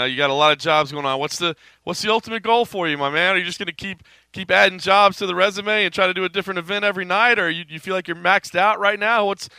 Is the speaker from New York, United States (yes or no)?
no; Dallas, Texas, United States; I'm born and raised in Dallas, Texas